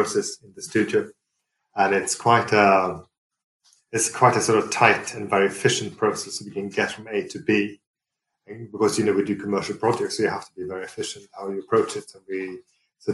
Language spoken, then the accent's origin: English; Sweden; also born or lived in Fulham, London; now in London, United Kingdom; growing up in Sweden. So it's almost my homage to my origins.